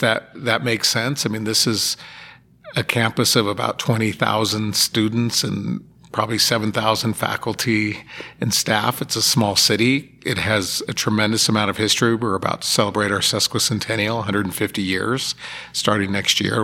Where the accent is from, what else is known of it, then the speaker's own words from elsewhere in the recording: Sparks, Nevada, United States; I grew up in Sparks